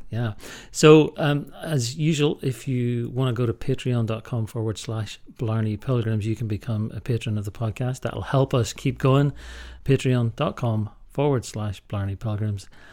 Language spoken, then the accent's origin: English; Ballycastle, Northern Ireland, United Kingdom; I'm from Ballycastle